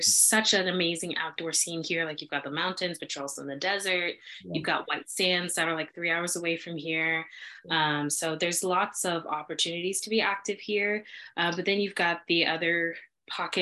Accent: Kansas City, United States; moved away as an adult; born and raised in Kansas City

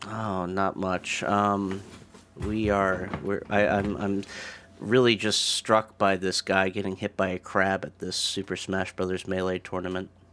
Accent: Maryland, United States; I'm from Maryland

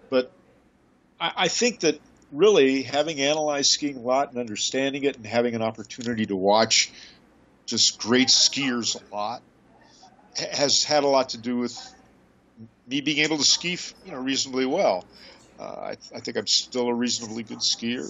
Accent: Colorado, United States; I grew up in Colorado

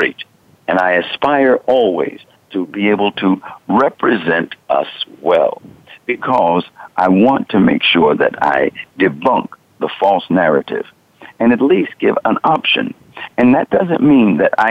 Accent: New York City, New York, United States; I was born in Queens

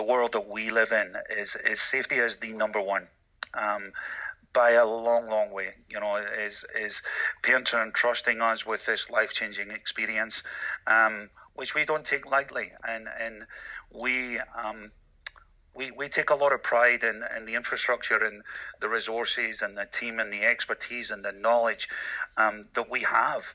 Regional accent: Glasgow, Scotland, United Kingdom; moved away; as a 12-year-old high school student in Scotland, in Glasgow, Scotland, growing up in Glasgow

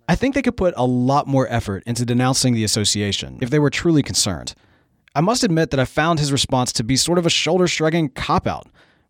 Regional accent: Mississippi, United States; my heritage growing up in Mississippi

